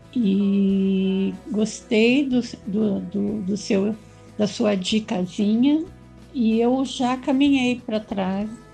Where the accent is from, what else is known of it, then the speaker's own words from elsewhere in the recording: Curitiba, Paraná, Brazil; now in São Paulo, Brazil; Eu moro em São Paulo, mas eu não sou paulista, nem paulistana. Eu sou da terra do Onassi, da Denise e do Andrei. Eu sou curitibana